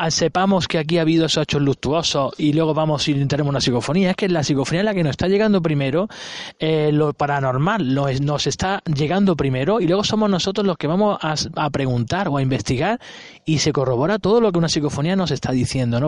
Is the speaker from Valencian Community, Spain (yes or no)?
no; Granada, Andalusia, Spain; yo no soy de aquí, yo soy de Granada